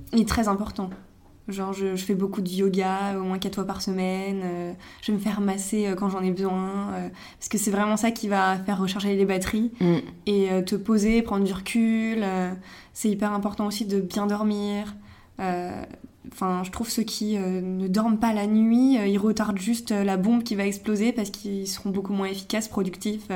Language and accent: French; Megève, Auvergne-Rhône-Alpes, France; moved away as an adult; now in Paris, France